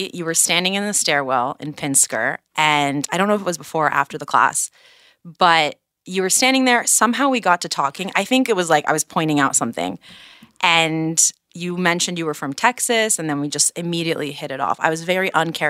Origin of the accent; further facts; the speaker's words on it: Singapore; now in Israel; I was born here, and when I was 5, my family moved to Singapore.